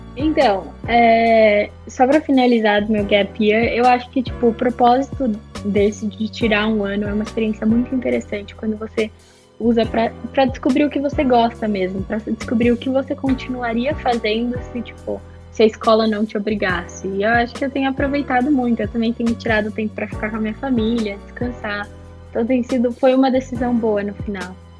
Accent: Sorocaba, São Paulo, Brazil; also born or lived in Itu; eu sou de Sorocaba, eu estudei no Colégio Irapuru. É, na verdade, eu moro em Itu

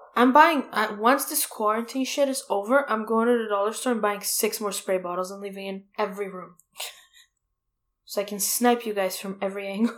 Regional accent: Toronto, Ontario, Canada; moved away; I'm from Toronto

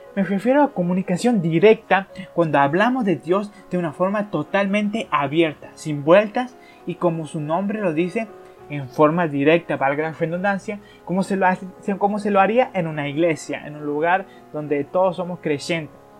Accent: Argentina; Yo soy de Argentina

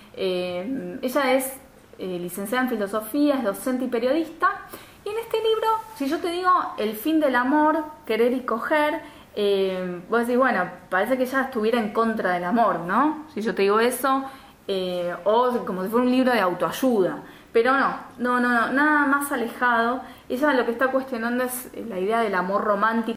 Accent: Argentina

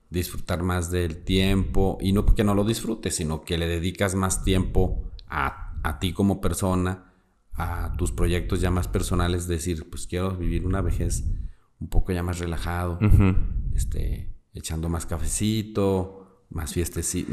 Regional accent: Durango, Mexico; soy de Durango

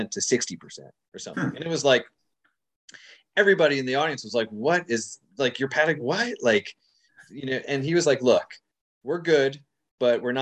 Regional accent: United States; being an American living in the United States

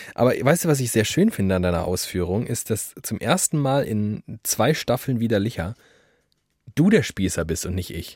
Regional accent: Frankfurt am Main, Hesse, Germany; geboren in Frankfurt am Main, inzwischen wohnhaft in Frankfurt am Main

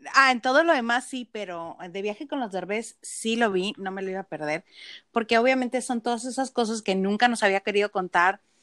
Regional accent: northern Mexico, Mexico; soy norteña

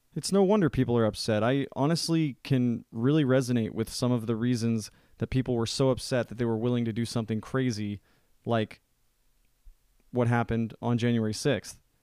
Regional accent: United States; as an American

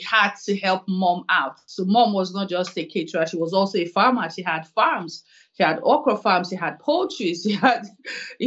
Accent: Warri, Delta, Nigeria; moved away as an adult; also born or lived in Lagos / Makurdi, Benue State / Kaduna / Port Harcourt; now in Edinburgh, United Kingdom; I was born in Warri. I schooled in Warri. I did my secondary school in Warri, Our Ladies High School

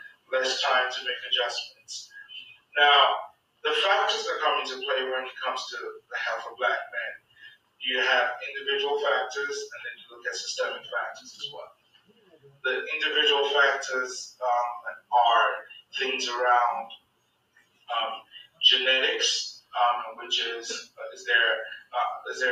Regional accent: Nigeria; moved away; I grew up in Nigeria.

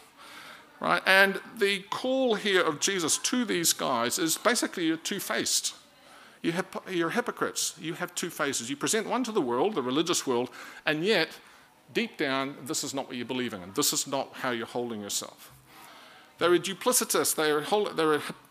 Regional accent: Auckland, New Zealand; moved away as an adult; also born or lived in Dunedin; now in Christchurch, New Zealand; I'm from Auckland

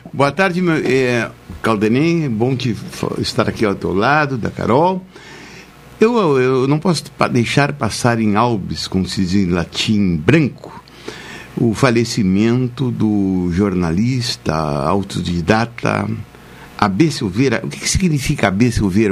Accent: Arroio Grande, Rio Grande do Sul, Brazil; Eu sou de Arroio Grande

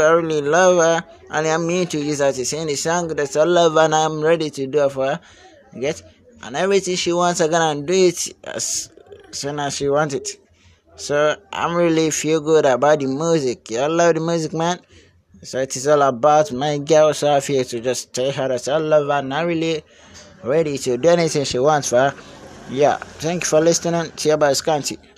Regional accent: Nigeria; I'm a singer from Nigeria

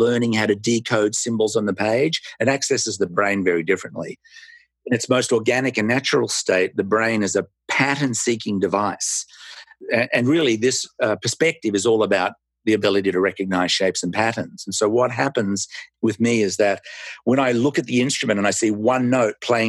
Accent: Melbourne, Victoria, Australia; moved away as an adult; now in United States; I was born in Melbourne, Australia, and emigrated with my wife and our three children to the United States in 1994.

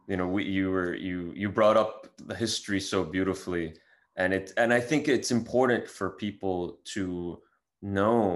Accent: Syria; my family's Syrian. I grew up in Syria

